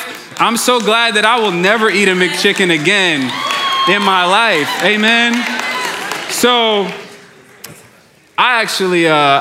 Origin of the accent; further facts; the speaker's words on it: New York, United States; moved away; I grew up in New York